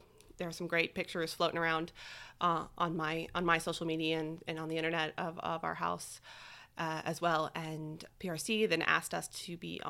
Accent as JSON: {"language": "English", "town": "Lake Charles", "region": "Louisiana", "country": "United States", "tie": "born there", "also_born_or_lived": "Tulsa / Springfield / Austin", "said": "So I was born in Lake Charles. I've lived in Tulsa, Oklahoma, Springfield, Missouri, and then most recently in Austin, Texas."}